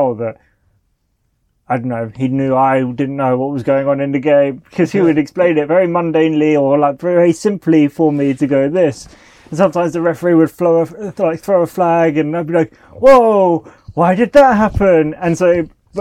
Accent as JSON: {"language": "English", "country": "United Kingdom", "said": "I'm a British guy"}